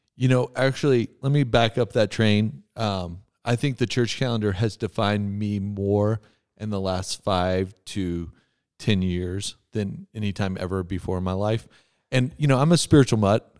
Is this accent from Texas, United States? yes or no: yes; West Texas, United States; moved away; I grew up in West Texas.